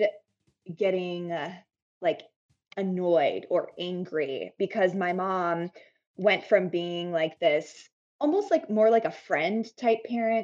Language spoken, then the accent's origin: English; a tiny town in northern Arizona, United States; also born or lived in Phoenix, Arizona; I grew up in Arizona and I grew up in a really tiny town in northern Arizona.